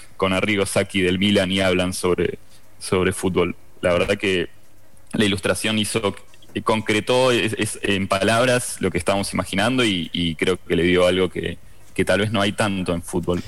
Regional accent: Argentina; como somos argentinos

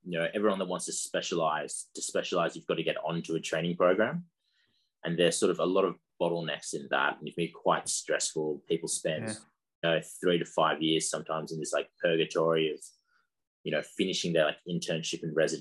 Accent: Sydney, New South Wales, Australia; growing up in Sydney, had a very comfortable life

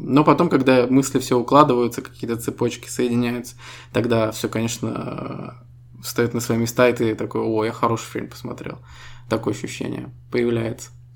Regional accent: Estonia; Мы ребята из Эстонии

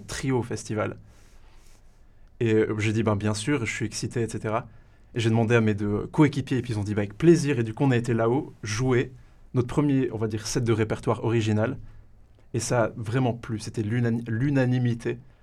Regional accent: Valais, Switzerland; je suis valaisan pure souche, origine de la raclette

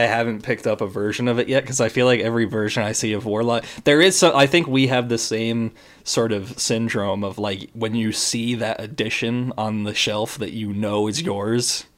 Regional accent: United States; I'm American and that I'm not Japanese

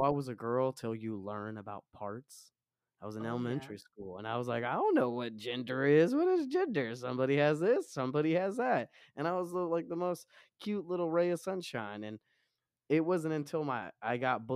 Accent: Romania; now in United States; I am not from America. I'm from Romania. My parents raised me super Orthodox Christian

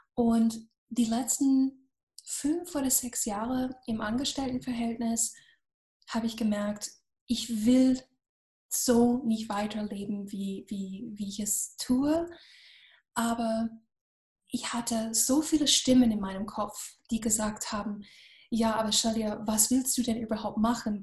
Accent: Florida, United States; German is a second language; moved away as an adult; now in Germany; Ich bin gebürtige Amerikanerin. Ich komme ursprünglich aus Florida und bin seit 25 Jahren in Deutschland

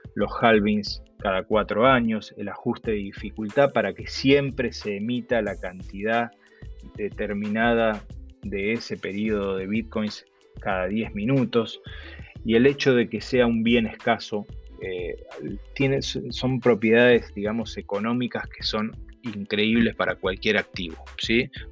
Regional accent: Argentina; accent: Argentine; moved away as an adult; por mi acento, eh, yo soy argentino, viví en Argentina los primeros 38 años de mi vida.

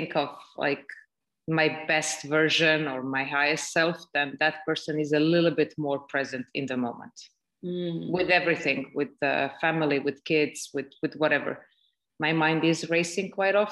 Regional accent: Belgrade, Serbia; now in Estonia; I'm currently in Estonia, but I am from Serbia, from Belgrade, Serbia.

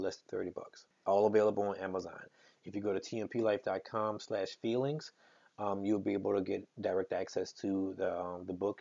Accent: Plaquemine, Louisiana, United States; moved away; also born or lived in Baton Rouge, Louisiana / New Orleans, Louisiana; from Louisiana, born and raised. I'm from Plaquemine, Louisiana. I lived in Baton Rouge all my life.

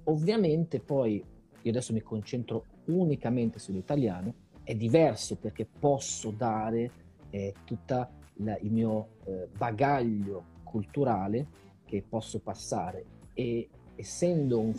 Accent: Italy; moved away as an adult; also born or lived in Ireland; now in Brazil; io sono arrivato in Brasile per caso, ti dico la verità, nel senso che eh, io ho vissuto in Italia fino a quando avevo eh, 27 anni, poi ho deciso di andare a vivere in Irlanda

